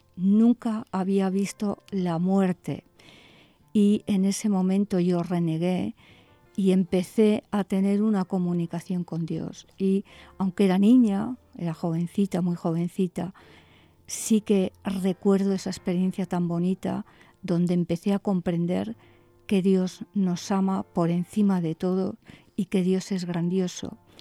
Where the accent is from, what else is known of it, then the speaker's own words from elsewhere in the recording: Bilbao, Basque Country, Spain; moved away as an adult; also born or lived in Madrid; yo nací en Bilbao Estuve hasta los 21 años viviendo aquí, así que soy, soy de aquí